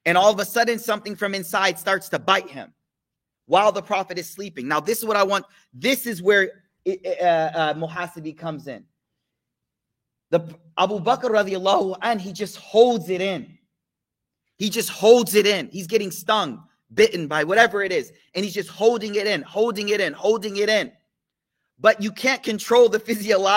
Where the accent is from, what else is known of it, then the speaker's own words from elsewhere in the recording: United States; as an American young man